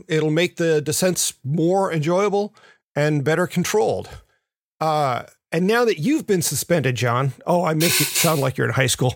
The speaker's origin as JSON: {"language": "English", "town": "Memphis", "region": "Tennessee", "country": "United States", "tie": "born or raised there", "moved": "yes", "said": "the ones I grew up riding in Memphis"}